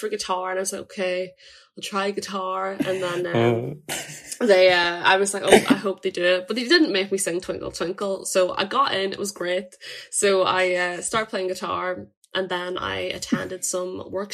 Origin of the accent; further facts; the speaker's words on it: Draperstown, Northern Ireland, United Kingdom; I'm from Draperstown, which is a small country town, near Marfelts